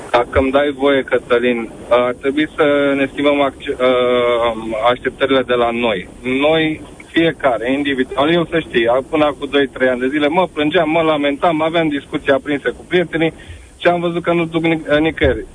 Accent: Romania; nu am plecat din România, deși puteam să plec de multe ori, dar am rămas

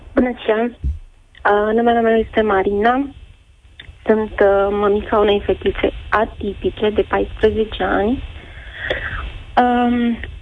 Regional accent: Iași, Iași County, Romania; moved away as an adult; now in Sibiu, Romania; am plecat din orașul natal, din Iași, am venit în Sibiu

